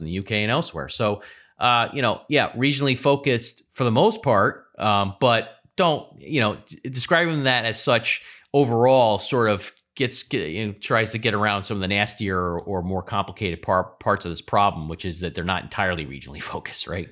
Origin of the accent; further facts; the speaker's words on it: United States; as an American